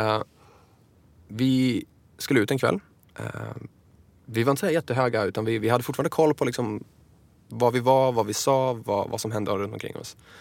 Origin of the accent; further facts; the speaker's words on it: Enköping, Uppsala County, Sweden; hemma i Enköping